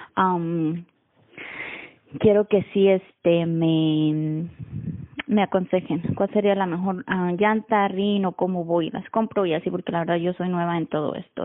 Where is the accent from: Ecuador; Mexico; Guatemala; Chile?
Mexico; now in Austin, United States; yo soy de México pero vivo en, bueno, al norte de Austin, Texas